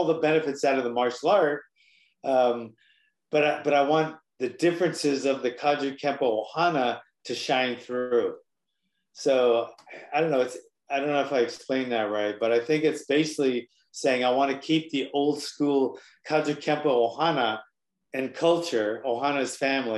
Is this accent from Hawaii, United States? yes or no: yes; Hawaii, United States; now in mainland United States; I'm here, I'm on the mainland, I'm from Hawaii